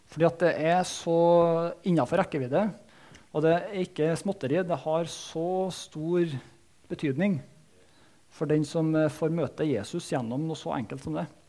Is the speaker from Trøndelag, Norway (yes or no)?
yes; Soknedal, Trøndelag, Norway; Jeg vokste opp i Soknedalen